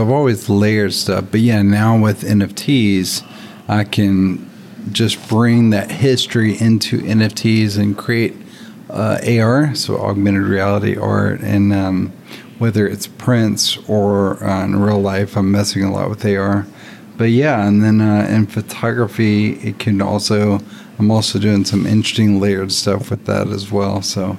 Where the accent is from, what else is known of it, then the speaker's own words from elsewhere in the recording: Nashville, Tennessee, United States; Nashville, Tennessee.